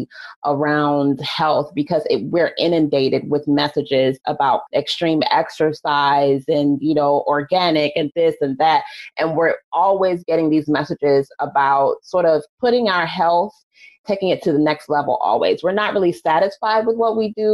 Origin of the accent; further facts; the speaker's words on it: United States; as an American culture